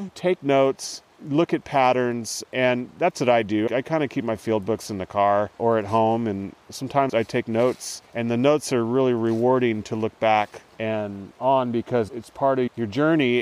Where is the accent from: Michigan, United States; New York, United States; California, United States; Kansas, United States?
California, United States; Lewiston; until I was 18, the Klamath Mountains were the only place I really knew. I mm. grew mm. up here in a small town on the Trinity River